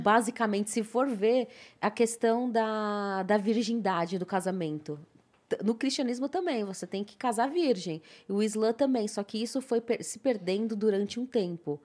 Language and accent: Portuguese; Brazil; brasileira muçulmana que não precisa voltar pra sua terra porque já tá nela